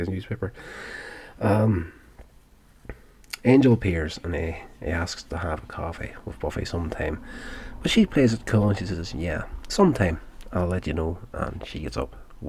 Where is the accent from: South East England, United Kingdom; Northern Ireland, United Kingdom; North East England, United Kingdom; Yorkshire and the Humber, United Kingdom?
Northern Ireland, United Kingdom; I grew up in Northern Ireland, which is part of the UK